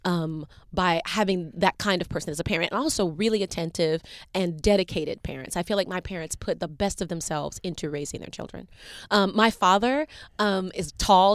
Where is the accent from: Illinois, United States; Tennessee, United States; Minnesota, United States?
Tennessee, United States; Chattanooga; also born or lived in Macon, Georgia; I'm from Tennessee. I was born in Macon, Georgia, and raised in Chattanooga, Tennessee. I call Chattanooga home.